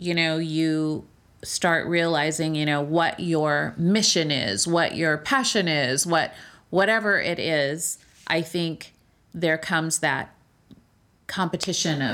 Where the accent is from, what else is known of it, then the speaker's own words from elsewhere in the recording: California, United States; I'm from California